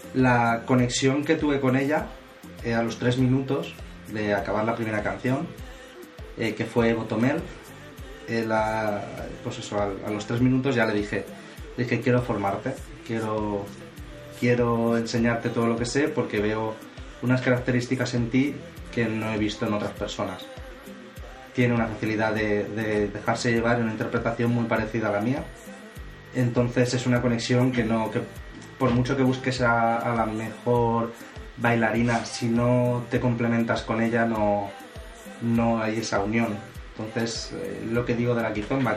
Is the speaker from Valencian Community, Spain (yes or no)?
yes; Valencia, Valencian Community, Spain; somos de Valencia